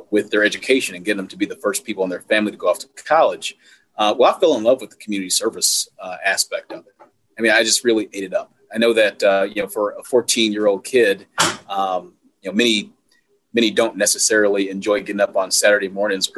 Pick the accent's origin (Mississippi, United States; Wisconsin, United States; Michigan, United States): Wisconsin, United States; Milwaukee; my time growing up in Milwaukee